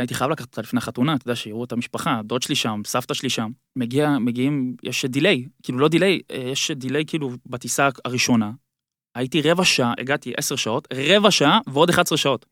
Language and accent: Hebrew; Ra'anana, Central District, Israel; moved away as an adult; now in Bangkok, Thailand; רעננה, בגלל שגדלתי שם